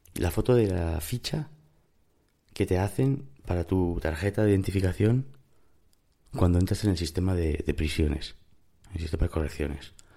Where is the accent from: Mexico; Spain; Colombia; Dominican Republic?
Spain; also born or lived in United States; es cierto que soy español, pero también es cierto que me fui a España con casi tres años.